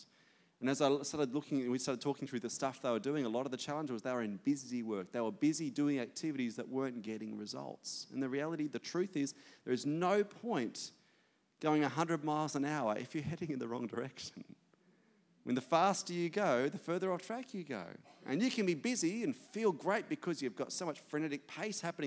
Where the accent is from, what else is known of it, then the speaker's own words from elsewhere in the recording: Australia; as an Aussie